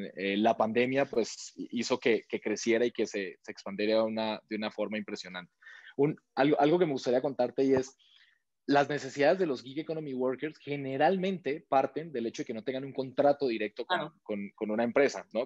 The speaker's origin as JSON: {"language": "Spanish", "country": "Colombia", "moved": "as an adult", "lives_now": "Mexico", "said": "yo soy de Colombia, yo llevo siete años y medio aquí en México"}